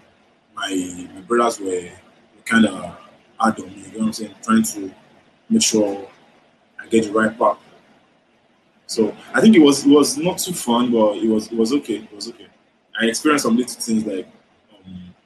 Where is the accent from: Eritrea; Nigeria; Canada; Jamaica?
Nigeria; Ibadan, Oyo; now in Lagos, Nigeria; I was raised in Ibadan